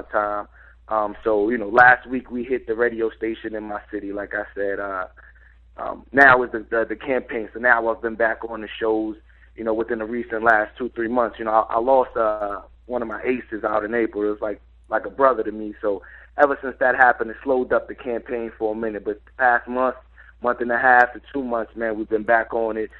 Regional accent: New York, United States; I'm from New York

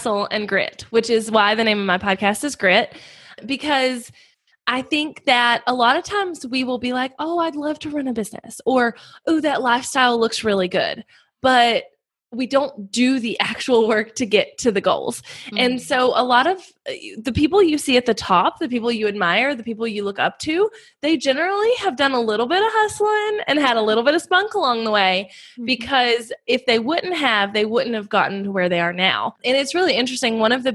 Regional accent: North Carolina, United States; I'm from North Carolina. I have 2 little boys, and we live on a farm here in North Carolina

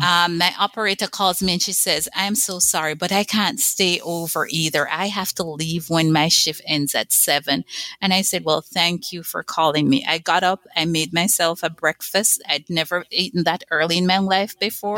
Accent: Jamaica; moved away as an adult; I grew up on an island in the Caribbean, Jamaica

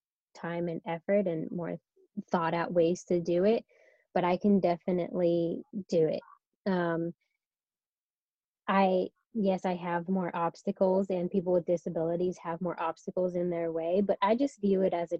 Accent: Sacramento, California, United States; moved away as an adult; now in San Diego, United States; I'm from Northern California, so the Sacramento area.

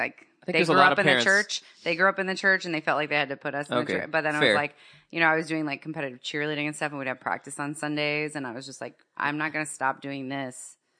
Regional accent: Miami, Florida, United States; my American family growing up in Miami

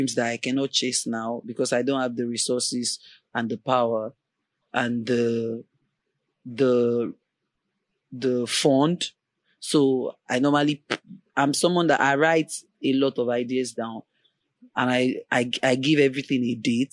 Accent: Ibadan, Oyo, Nigeria; moved away as an adult; now in Lagos, Nigeria; I really wanted to leave Ibadan because I lived in Ibadan all my life

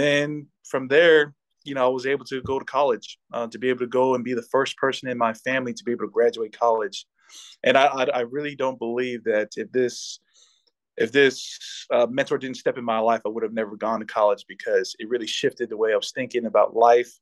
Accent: Alaska, United States; also born or lived in American Samoa / Hawaii / Indiana; growing up in Alaska, knowing the culture of Alaska

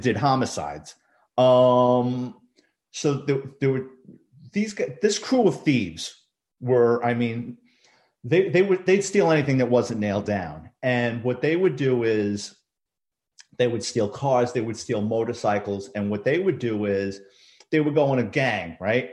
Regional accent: New York City, New York, United States; I grew up in the Bronx, um, New York City kid

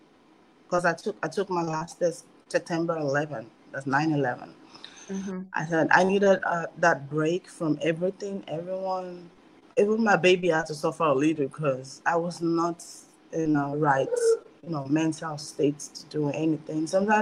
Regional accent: Nigeria; I'm Nigerian.

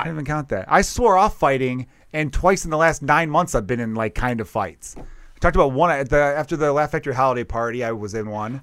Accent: Chicago, Illinois, United States; I grew up in Chicago

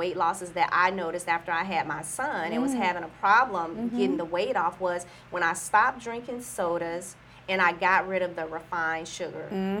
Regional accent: the South, United States; because I'm from the South. So I was raised on soul food.

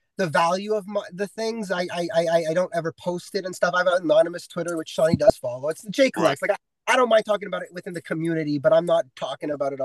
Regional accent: Toronto, Ontario, Canada; I'm from Toronto

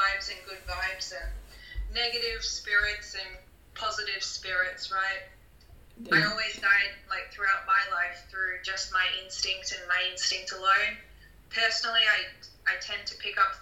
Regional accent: Australia; growing up in Australia

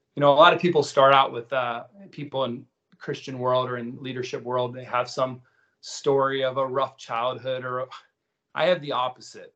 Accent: Miami, Florida, United States; I was born in Miami

